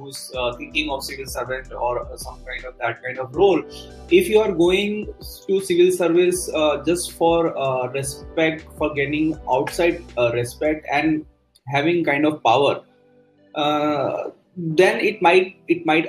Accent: North India, India; I am from North India

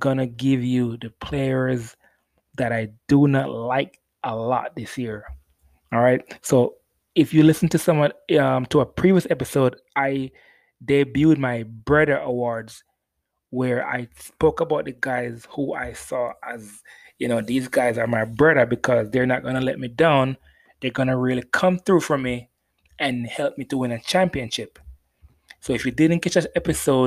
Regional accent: Jamaica; I'm Jamaican.

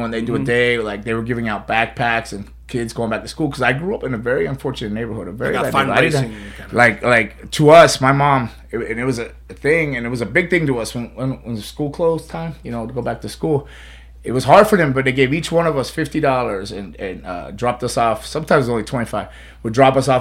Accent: Deerfield Beach, Florida, United States; I grew up in Deerfield. I was born and raised in Deerfield

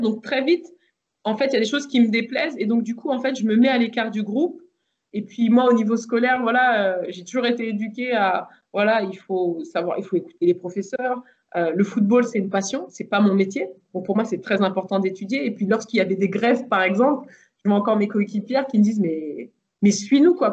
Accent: Versailles, Île-de-France, France; also born or lived in Le Chesnay; je suis né au Chennai, mais j'ai grandi dans le parc du château de Versailles

